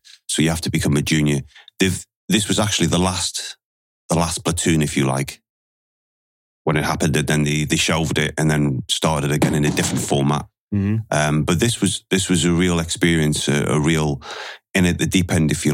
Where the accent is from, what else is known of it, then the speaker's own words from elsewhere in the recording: Newcastle upon Tyne, North East England, United Kingdom; accent: Geordie; I'm from Newcastle in Northeast England